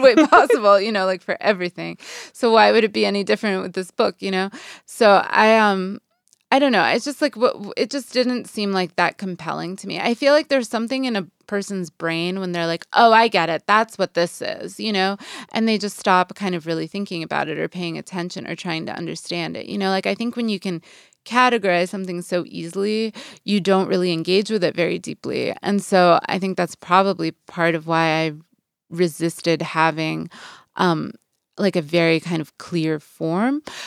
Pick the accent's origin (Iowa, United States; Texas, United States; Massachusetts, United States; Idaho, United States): Massachusetts, United States; Boston; moved away as an adult; also born or lived in New York / New Orleans / Saint Louis; now in Los Angeles, United States; I'd grown up, I was from Boston